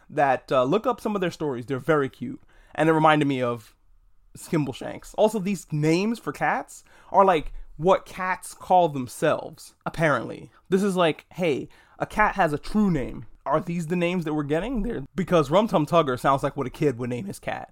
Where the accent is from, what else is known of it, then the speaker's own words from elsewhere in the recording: New York, United States; I'm a New Yorker